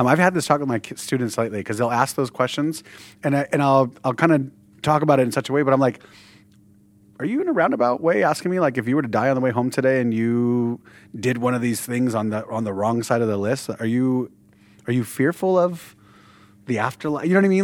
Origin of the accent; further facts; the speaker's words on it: Southern California, United States; we're from Southern California